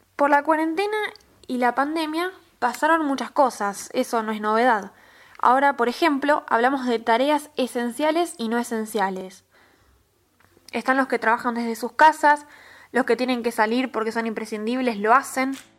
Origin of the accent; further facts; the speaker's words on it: Argentina; Argentina, nuestro hermoso país